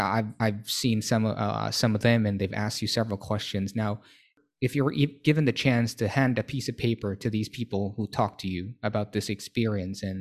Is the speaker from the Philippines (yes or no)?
yes; Manila, Metro Manila, Philippines; English is a second language; moved away as an adult; now in Thailand; originally, I'm from Manila